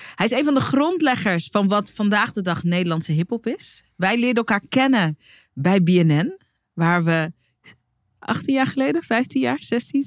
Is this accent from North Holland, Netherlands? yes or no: yes; Hoorn, North Holland, Netherlands; ik, die in Horen opgroeide